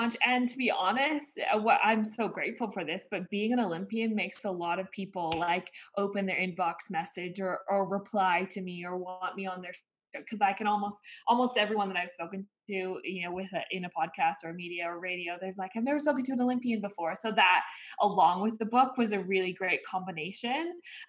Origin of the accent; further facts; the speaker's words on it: Australia; in my case, you know, being an Australian athlete was not for the money.